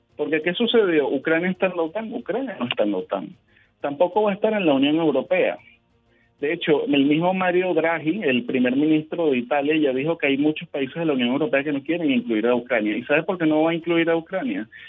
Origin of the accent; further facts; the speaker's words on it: Venezuela; nosotros somos venezolanos